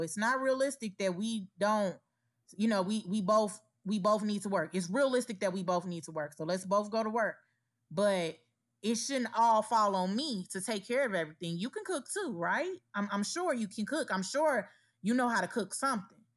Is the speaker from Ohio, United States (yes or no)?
no; Gary, Indiana, United States; moved away; In my hometown, Gary, Indiana